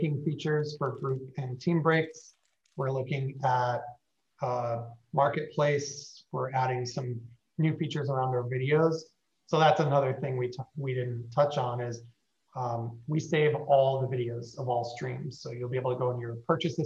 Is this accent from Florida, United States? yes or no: no; near Buffalo, New York, United States; moved away as an adult; also born or lived in Seattle / Los Angeles; now in Miami, United States; Grew up near Buffalo